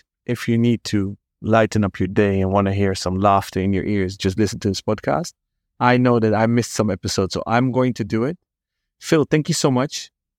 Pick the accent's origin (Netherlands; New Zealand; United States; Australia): Netherlands; accent: Dutch; English is a second language; So it's maybe my Dutch accent kicking in at the end of my workday here in old Amsterdam.